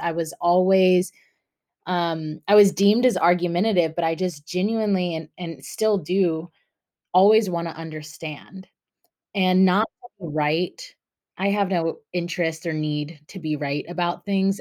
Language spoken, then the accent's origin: English; North Carolina, United States; also born or lived in Long Beach, California / Orange County, California / Guatemala; I was born in Long Beach, California, um, and then when I was eight, moved to North Carolina with my mom.